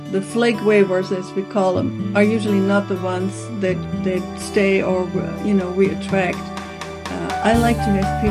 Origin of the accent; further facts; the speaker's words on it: Aachen, North Rhine-Westphalia, Germany; moved away as an adult; also born or lived in Cologne; now in Victoria, Canada; I was born in Germany in a town called Aachen